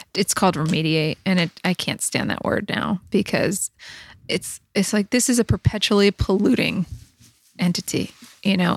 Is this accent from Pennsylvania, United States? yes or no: yes; Dunmore, Pennsylvania, United States; also born or lived in Washington, D.C.; I grew up in Sweenix